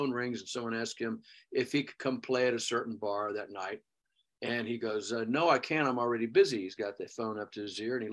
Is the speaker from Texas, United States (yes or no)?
yes; Houston, Texas, United States; moved away; Where I grew up in Texas.